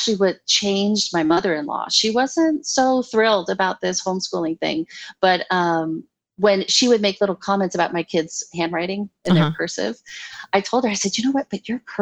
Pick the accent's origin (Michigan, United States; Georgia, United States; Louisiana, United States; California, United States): Louisiana, United States; New Orleans; I'm from the South. I'm from New Orleans.